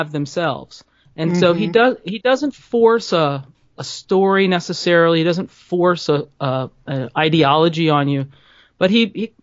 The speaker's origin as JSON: {"language": "English", "town": "New Orleans", "region": "Louisiana", "country": "United States", "tie": "born or raised there", "said": "I grew up in New Orleans"}